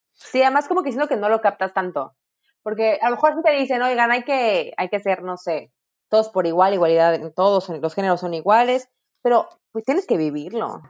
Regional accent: Mexico; como mexicanos

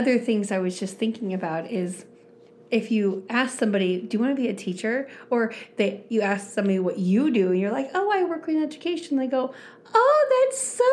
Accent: Arizona, United States; I am a native of Arizona, so I've lived here my entire life

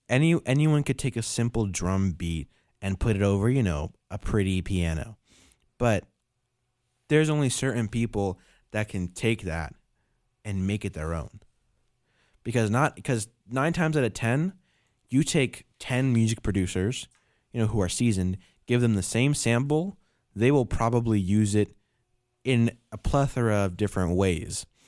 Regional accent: New York, United States; I'm from New York

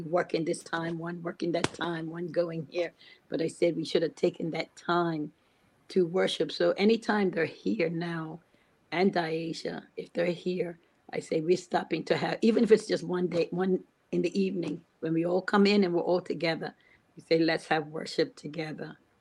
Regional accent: Bermuda; I was born and raised in Bermuda

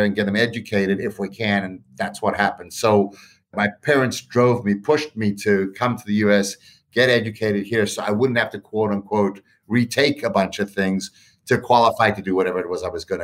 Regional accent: South Africa; now in United States; Growing up in South Africa at that time in the 70s, essentially, as a white middle class citizen

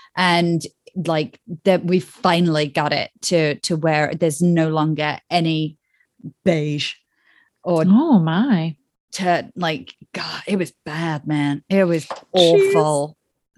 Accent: Boston, Massachusetts, United States; moved away; also born or lived in New York City; I grew up outside of Boston and moved to New York City, where I met my friend Tracy in 1996.

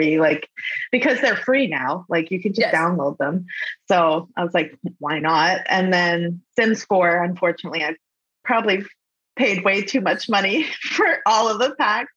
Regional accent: Kitchener, Ontario, Canada; also born or lived in London, Ontario; I was born and raised in Canada, Kitchener

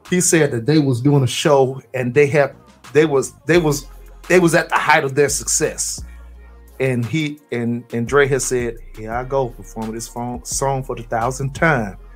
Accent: Florida, United States; I'm from I'm from Florida.

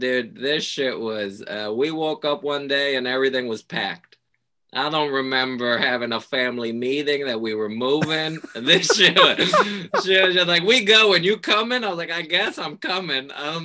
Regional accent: Puerto Rico; moved away; also born or lived in New York; I grew up in Puerto Rico.

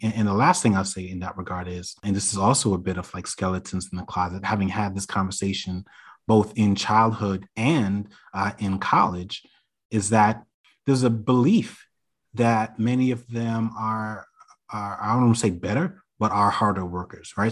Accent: New York City, New York, United States; I grew up in New York City

